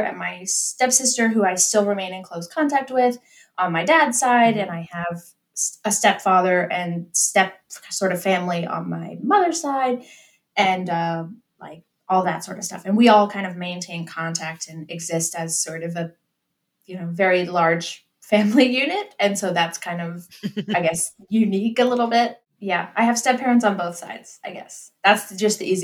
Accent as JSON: {"language": "English", "region": "Pennsylvania", "country": "United States", "moved": "yes", "lives_now": "Alabama, United States", "said": "I am originally from Pennsylvania in the United States, but I live in Alabama now"}